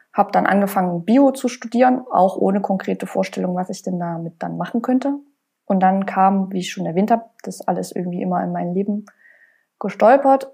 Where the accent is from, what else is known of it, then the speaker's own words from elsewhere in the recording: Leipzig, Saxony, Germany; ich komme ja aus Leipzig und ich wollte auch unbedingt hier bleiben